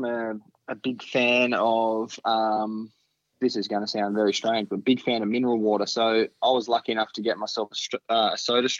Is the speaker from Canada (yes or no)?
no; Tasmania, Australia; we're both from Tasmania.